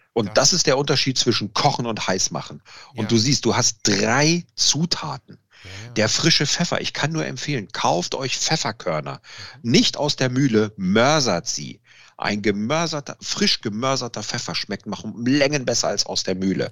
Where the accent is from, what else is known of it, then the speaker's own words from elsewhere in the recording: Italy; da bin ich Italiener